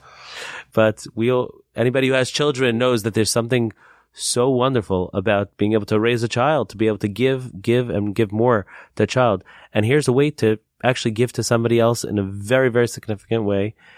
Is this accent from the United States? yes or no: yes; Lakewood, New Jersey, United States; moved away; my hometown of Lakewood. I used to live in a town called Lakewood in New Jersey.